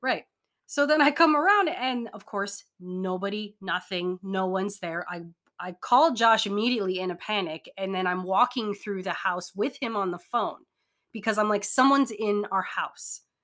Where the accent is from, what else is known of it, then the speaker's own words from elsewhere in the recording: Hawaii, United States; moved away; I'm from Hawaii.